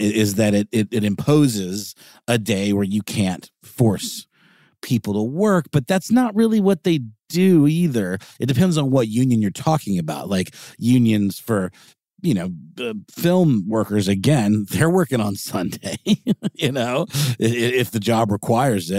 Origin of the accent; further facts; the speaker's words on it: United States; we're from America